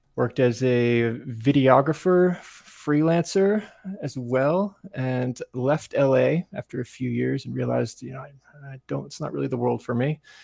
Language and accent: English; Asheville, North Carolina, United States; moved away; also born or lived in Greenville, North Carolina; Grew up in the mountains outside Asheville, North Carolina, in the woods, in a cabin that my dad built by himself